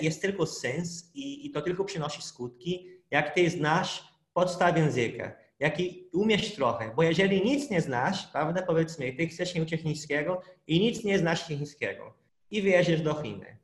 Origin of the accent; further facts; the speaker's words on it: Brazil; Polish is a second language; moved away as an adult; now in Poland; pochodzę z Brazylii, ale jak do Polski przyleciałem, to już znałem trochę polskiego, bo ja przez dwa lata się uczyłem polskiego